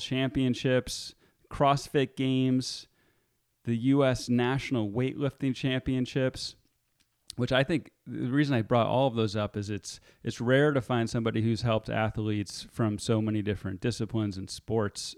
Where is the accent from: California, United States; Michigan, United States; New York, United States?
California, United States; Marin; my hometown in Marin